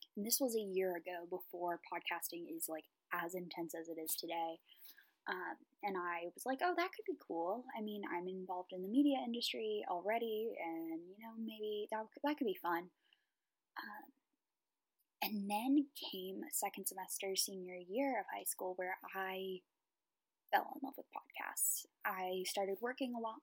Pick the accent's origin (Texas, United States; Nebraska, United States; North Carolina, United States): North Carolina, United States; Raleigh; I'm from the Raleigh area